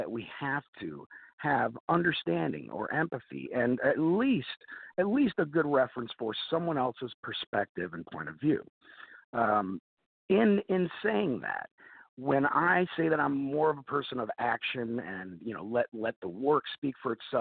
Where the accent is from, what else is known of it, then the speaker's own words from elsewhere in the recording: Novelty, Ohio, United States; also born or lived in Chicago; born and raised in Ohio, a few different areas, but primarily Russell Township, specifically Novelty, Ohio